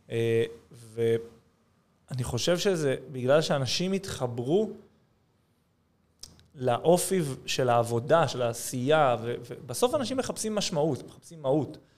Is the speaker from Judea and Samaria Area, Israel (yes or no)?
yes; Judea and Samaria Area, Israel; כי כזה גדלתי בשומרון, אבל אני חילוני